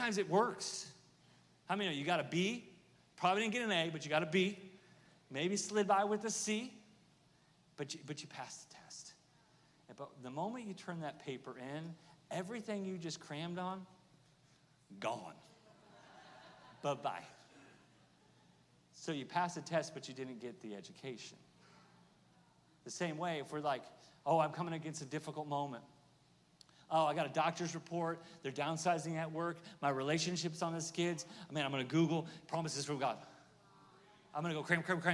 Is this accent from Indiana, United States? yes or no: no; Oklahoma, United States; I'm from Oklahoma